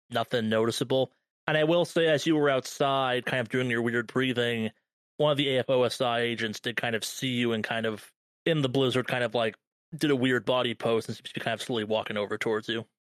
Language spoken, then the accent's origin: English; California, United States; As a Californian